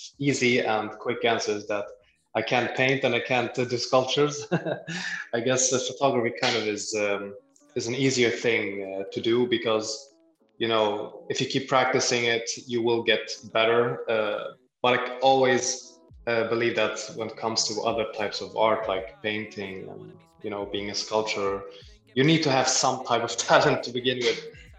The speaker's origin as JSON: {"language": "English", "country": "Libya", "also_born_or_lived": "Germany", "lives_now": "Sweden", "said": "I'm from Sweden. However, originally I'm from Libya. I've actually lived in Germany for like 6 years when I was a kid."}